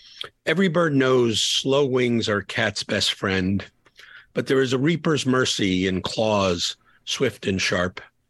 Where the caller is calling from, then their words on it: Atlanta, Georgia, United States; I'm calling from Atlanta